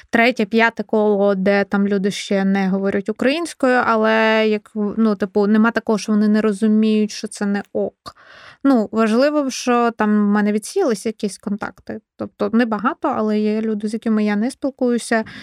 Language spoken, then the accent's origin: Ukrainian; Kyiv Oblast, Ukraine; Е, так, я з Київщини, е, я вчилась в українській школі. На Київщині ми говорили на суржі.